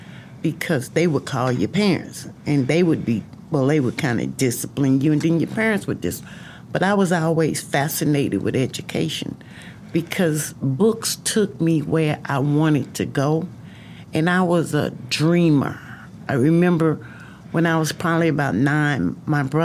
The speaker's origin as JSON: {"language": "English", "region": "East Texas / Houston", "country": "United States", "tie": "born or raised there", "also_born_or_lived": "Arkansas / Nacogdoches, Texas", "said": "we came back to Nacogdoches, which is in East Texas"}